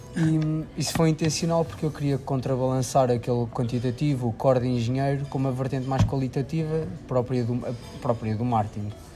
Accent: Figueira da Foz, Centro, Portugal; sou da Figueira da Foz.

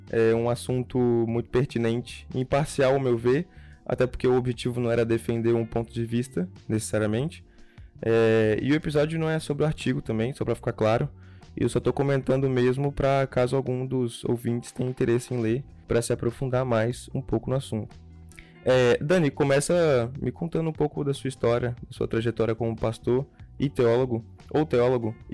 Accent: Ibiraçu, Espírito Santo, Brazil; Sou de, do, de Ibiraçu. É interior

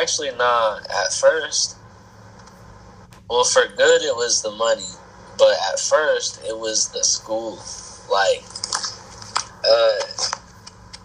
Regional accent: Stella, Missouri, United States; also born or lived in Joplin, Missouri; I grew up in this small ass town with like probably like 400 people in it or something. It's called Stella

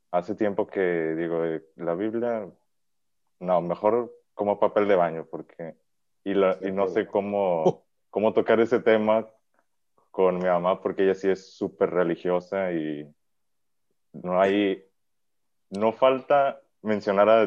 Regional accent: Monterrey, Nuevo León, Mexico; yo soy de Monterrey.

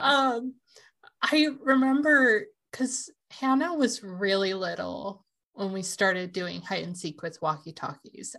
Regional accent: Washington, United States; we're from here

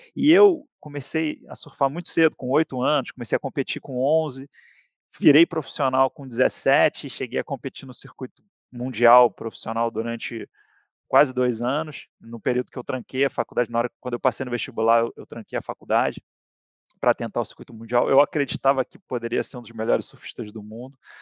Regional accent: Rio de Janeiro, Brazil; moved away as an adult; Sou carioca, surfista

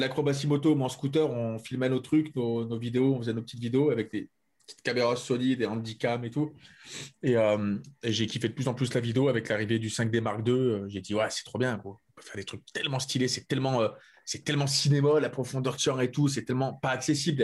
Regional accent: France; moi en tant que français

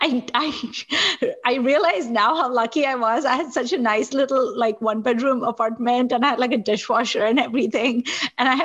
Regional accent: Nigeria; now in United States; I'm also like a person of Indian heritage who didn't grow up in India. I grew up in Nigeria

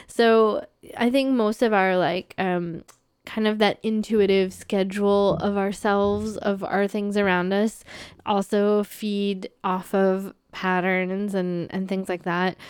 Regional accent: United States; now in Canada; someone who's an American

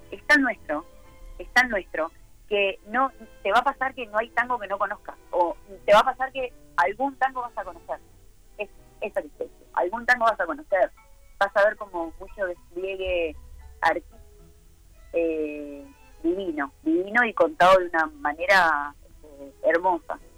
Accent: Uruguay; acá además también nosotros somos uruguayos, ¿no?

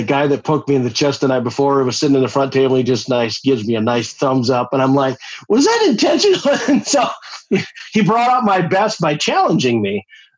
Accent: Eastern South Dakota, United States; I grew up in Eastern South Dakota and I'm the sixth of nine kids

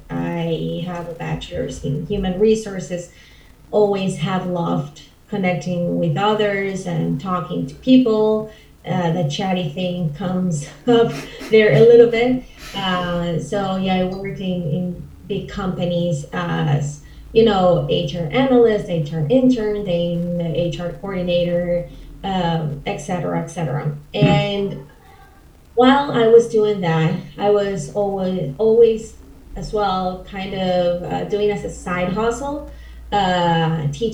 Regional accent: Caracas, Capital District, Venezuela; first language Spanish; English is a second language; now in Buenos Aires, Argentina; I'm from Caracas, Venezuela. I'm so proud of being Venezuelan.

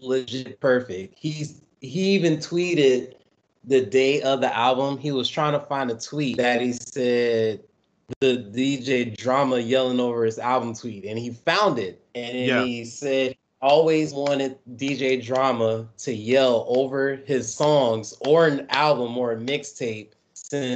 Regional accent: Atlanta, Georgia, United States; also born or lived in New Orleans, Louisiana; I've been in Atlanta for a hot minute since I was like, what, 8, 9 years old

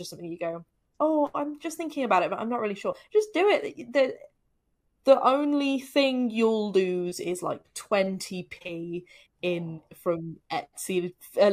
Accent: Telford, West Midlands, United Kingdom; now in Cheltenham, United Kingdom; Telford, which is actually where I'm originally from. I didn't realize there was a board game cafe in Telford until I moved away from Telford

